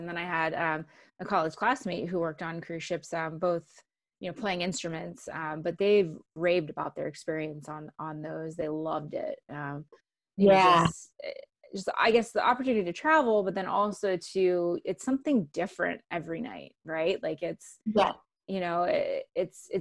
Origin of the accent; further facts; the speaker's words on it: Canada; first language English; moved away; I'm actually originally from Canada